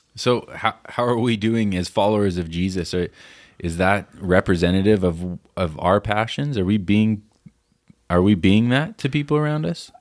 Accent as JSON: {"language": "English", "country": "United States", "said": "as an American"}